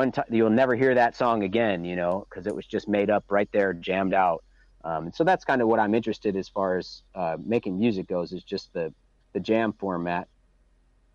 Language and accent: English; Chicago, Illinois, United States; now in Michigan, United States; I grew up outside of Chicago in the suburbs